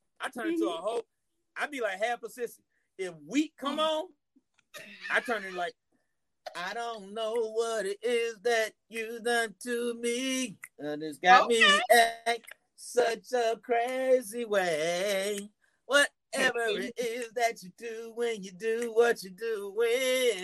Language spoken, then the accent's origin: English; Decatur, United States; I'm from Decatur